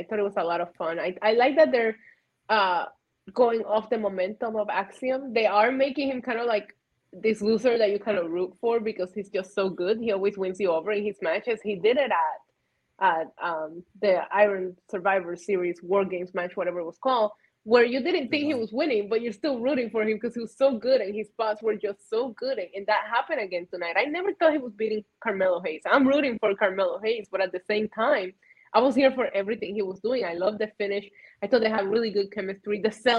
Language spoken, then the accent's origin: English; Puerto Rico; now in United States; I grew up in Puerto Rico